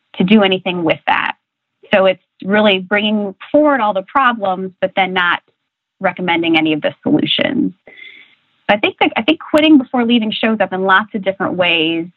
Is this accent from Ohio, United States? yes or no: yes; Republic, Ohio, United States; the town I was born and raised in, Republic, Ohio, population 16, uh, population 600